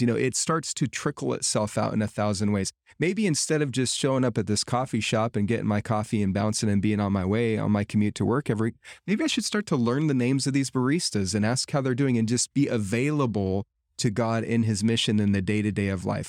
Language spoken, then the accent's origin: English; United States; living here in my home culture of America